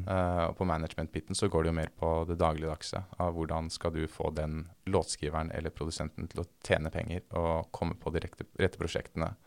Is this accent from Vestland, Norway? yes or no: no; Oslo, Norway; moved away as an adult; now in Los Angeles, United States; jeg vokste opp eh, på Lutvann, som er et sted mellom Troster og Haugerud, på linje 2